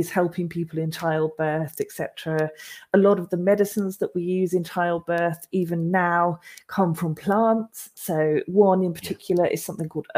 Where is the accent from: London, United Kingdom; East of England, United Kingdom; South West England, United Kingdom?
East of England, United Kingdom; Norfolk; moved away; I grew up in Norfolk, so I'm not native to this area either